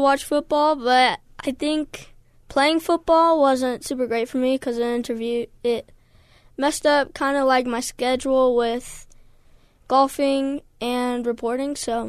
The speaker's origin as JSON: {"language": "English", "region": "Utah", "country": "United States", "said": "I'm from Utah."}